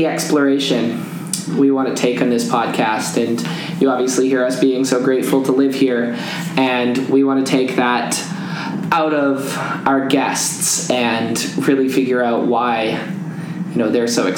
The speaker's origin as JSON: {"language": "English", "town": "Kelowna", "region": "British Columbia", "country": "Canada", "also_born_or_lived": "Burnaby", "moved": "as an adult", "lives_now": "Vancouver, Canada", "said": "I'm from Kelowna"}